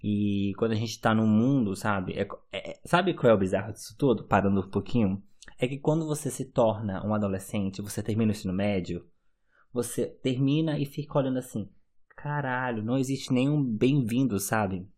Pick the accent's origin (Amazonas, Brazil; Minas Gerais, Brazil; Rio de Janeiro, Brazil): Amazonas, Brazil; Manaus; moved away as an adult; now in Germany; quando eu saí de Manaus e morar na Alemanha